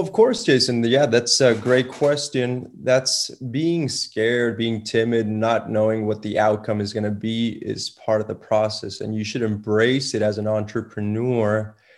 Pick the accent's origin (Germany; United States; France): United States; Laredo, Texas; also born or lived in San Antonio; I was born and raised in Laredo